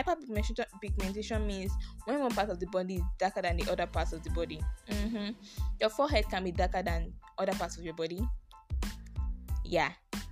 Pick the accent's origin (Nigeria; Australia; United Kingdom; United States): Nigeria; So, don't think I'm Nigerian. I'm African. Black don't crack.